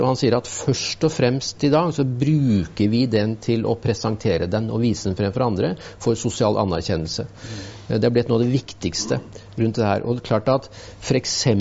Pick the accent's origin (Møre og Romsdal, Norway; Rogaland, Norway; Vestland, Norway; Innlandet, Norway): Innlandet, Norway; moved away; så kom jeg fra Østerdalen